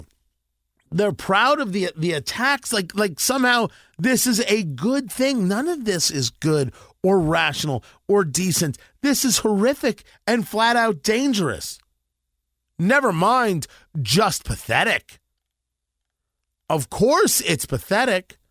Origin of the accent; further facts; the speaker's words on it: United States; I'm an American